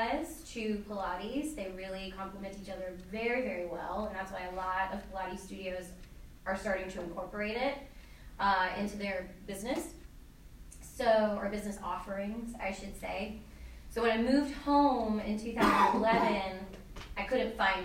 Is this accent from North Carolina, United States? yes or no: yes; Wilmington, North Carolina, United States; moved away as an adult; also born or lived in Cleveland, Ohio; Wilmington is actually my hometown